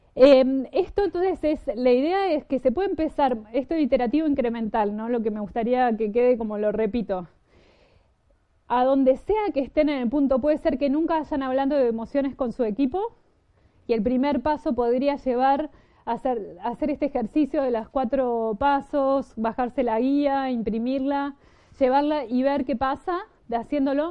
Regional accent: Argentina; moved away; Yo vengo de Argentina

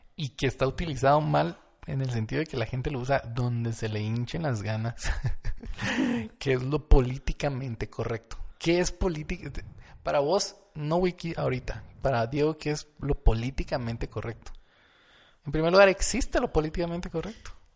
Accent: Guatemala; somos de Guatemala

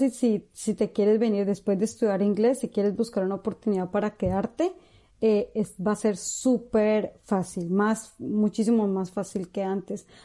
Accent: Colombia; moved away as an adult; now in New Zealand; Aparte que para nosotros como, como colombianos es algo wow, no, pues nosotros nunca vemos la nieve

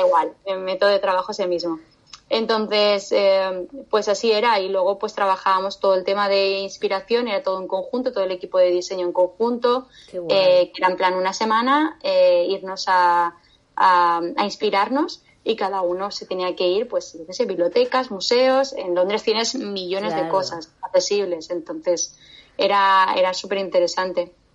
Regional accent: Valencia, Valencian Community, Spain; also born or lived in Medellín, Colombia; now in Barcelona, Spain; vine a Valencia, ¿vale? Eh, a, mi tierra

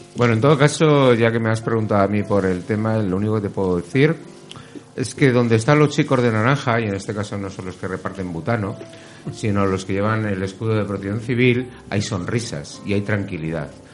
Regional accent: Getafe, Community of Madrid, Spain; en mi pueblo, que es Getafe

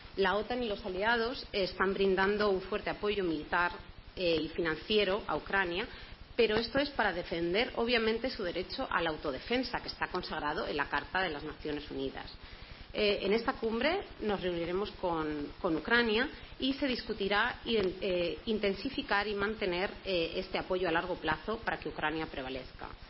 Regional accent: Toledo, Castilla-La Mancha, Spain; yo además soy de Toledo y siempre es un honor poder jugar en casa

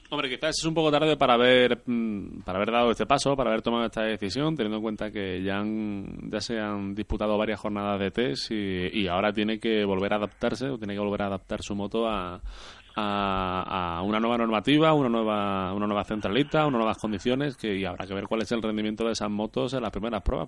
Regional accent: Spain; nosotros como españoles

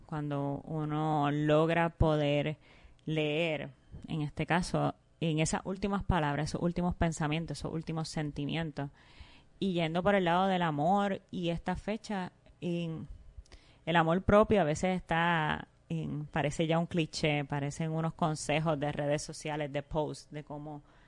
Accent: Puerto Rico; nuestra identidad como, como puertorriqueña y puertorriqueño

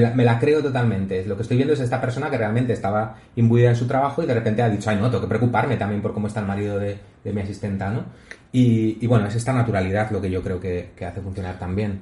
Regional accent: Spain; como español

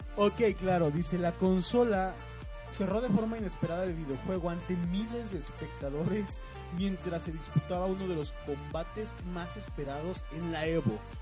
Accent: Mexico

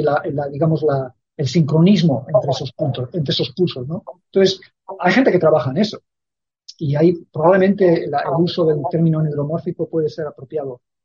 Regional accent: Spain; moved away; yo llevo viviendo ya muchísimos años fuera de España y entonces sé la, sonrisa que trae a los labios eh, a la gente cuando les digo que soy español

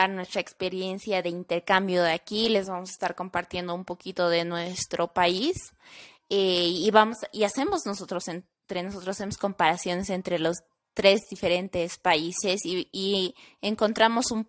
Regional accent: Bolivia; moved away as an adult; now in Bogotá, Colombia; me encuentro de intercambio. Soy del país de Bolivia, actualmente estoy estudiando la carrera licenciatura en gastronomía en la Fundación Universitaria de San Mateo.

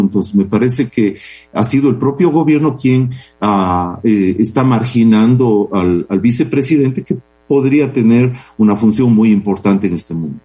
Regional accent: Cuenca, Azuay, Ecuador; somos, somos cuencanos

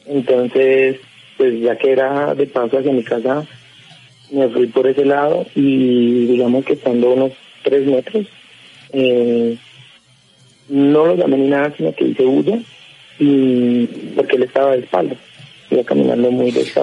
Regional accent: Cúcuta, Norte de Santander, Colombia; moved away as an adult; now in Bogotá, Colombia; Yo soy, yo soy de Cúcuta y pues ahorita actualmente estoy acá en Bogotá, pero apenas hace dos años

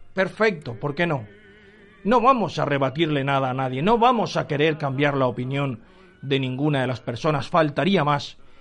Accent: Valencian Community, Spain; los valencianos no somos así

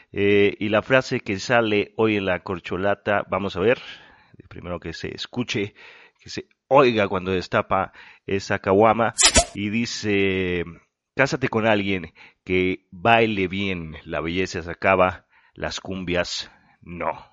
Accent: Mexico; como mexicano

